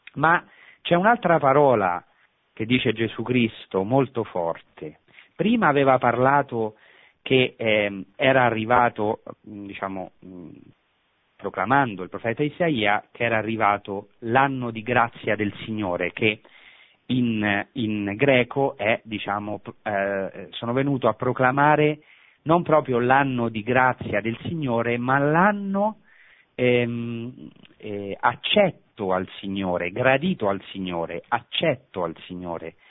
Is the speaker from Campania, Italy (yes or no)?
no; Rome, Lazio, Italy; moved away as an adult; now in Holy Land; io che sono di Roma, sono nato a pochi chilometri dal Vaticano